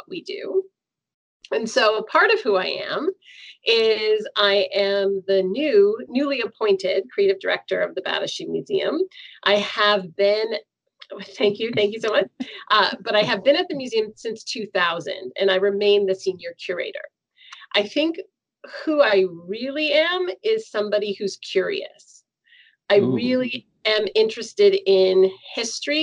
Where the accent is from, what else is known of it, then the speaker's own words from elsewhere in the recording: Seneca, New York, United States; now in Toronto, Canada; We grew up in Seneca, in Western New York